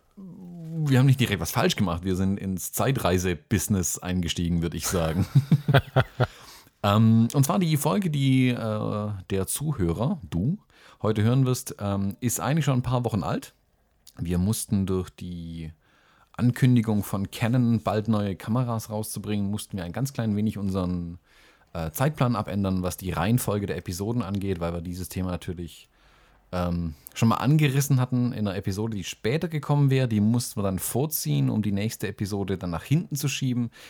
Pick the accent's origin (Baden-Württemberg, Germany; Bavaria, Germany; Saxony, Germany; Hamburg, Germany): Baden-Württemberg, Germany; ich komme aus Württemberg